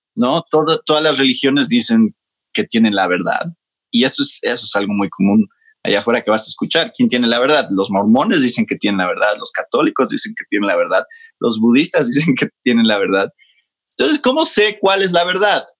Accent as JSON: {"language": "Spanish", "region": "Mexico City", "country": "Mexico", "tie": "born or raised there", "also_born_or_lived": "Georgia, United States", "said": "yo nací en México y crecí en México. Ok, entonces, soy mexicano"}